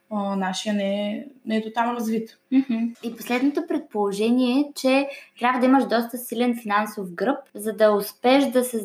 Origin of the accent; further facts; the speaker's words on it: Russia; Общо взето от Русия съм